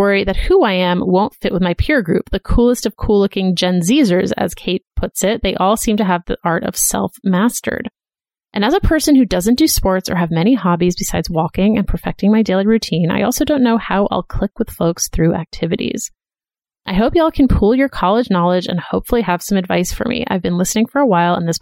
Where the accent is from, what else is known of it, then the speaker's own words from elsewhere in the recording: Boston, Massachusetts, United States; moved away as an adult; also born or lived in Philadelphia; I went to college in Philadelphia, and I'm from Boston